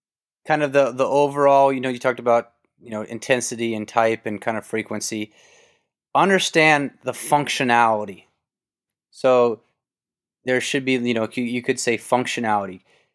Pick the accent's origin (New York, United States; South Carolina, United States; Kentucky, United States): Kentucky, United States; I grew up in Kentucky. We had tobacco barns.